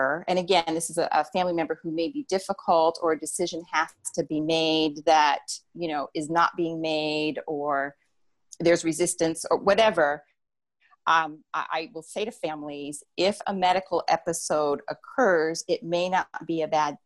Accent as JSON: {"language": "English", "region": "New Jersey", "country": "United States", "said": "I'm from New Jersey"}